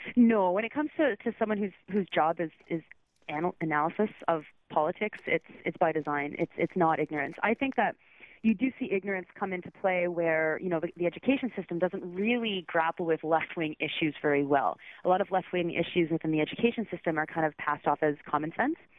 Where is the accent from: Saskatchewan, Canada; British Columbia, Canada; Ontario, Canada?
Ontario, Canada; Southern; moved away as an adult; also born or lived in Toronto / Georgetown; now in Quebec City, Canada; I'm I'm from Southern Ontario. I lived in Toronto for 10